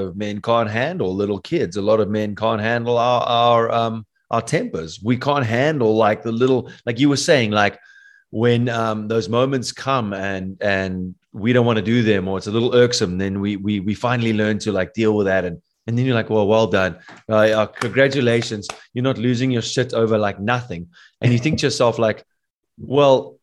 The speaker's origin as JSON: {"language": "English", "country": "South Africa", "said": "I'm from South Africa."}